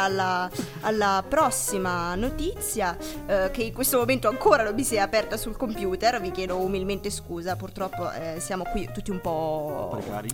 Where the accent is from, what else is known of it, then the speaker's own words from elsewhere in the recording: Molise, Italy; sono molisana